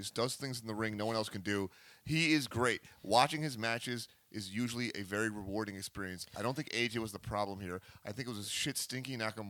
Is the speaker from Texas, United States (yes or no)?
no; Long Island, New York, United States; I'm from Long Island